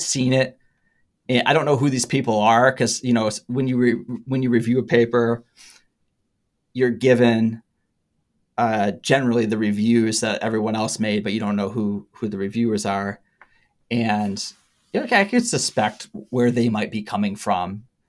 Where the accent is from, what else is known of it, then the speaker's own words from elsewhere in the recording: Harbor Springs, Michigan, United States; now in East Lansing, United States; my hometown in Harbor Springs, Michigan